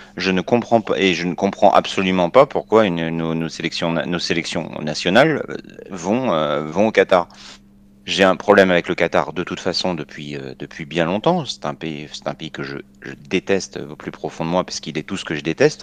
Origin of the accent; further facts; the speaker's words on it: France; Moi, je suis un Français